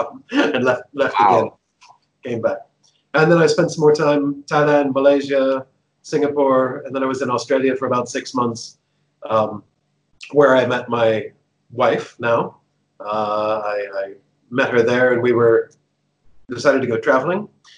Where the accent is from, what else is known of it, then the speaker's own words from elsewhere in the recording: Palo Alto, California, United States; moved away as an adult; also born or lived in Arizona / San Francisco; now in Hong Kong; So I was born in Arizona, but then moved to San Francisco when I was about 10. So I grew up in the Bay Area, around Palo Alto, as Silicon Valley was just coming into play.